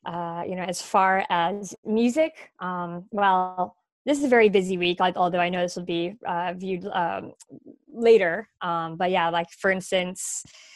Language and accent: English; Massachusetts, United States; moved away as an adult; also born or lived in North Carolina; I'm very much from Massachusetts, but I did live for 4 years recently in North Carolina